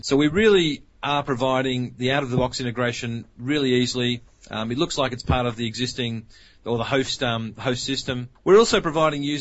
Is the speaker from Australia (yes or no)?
yes; Australia; accent: Australian; as you can actually hear by my accent, we're an Australian company.